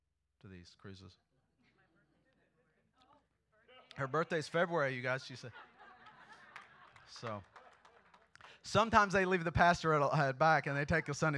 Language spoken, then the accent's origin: English; Indiana, United States; we're from Indiana.